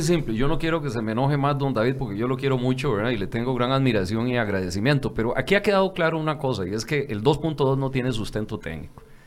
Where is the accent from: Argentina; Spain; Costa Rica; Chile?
Costa Rica; Barrio Córdoba, San José; nací, soy hijo de Barrio Córdoba, nieto de Tierra Blanca y Palmares.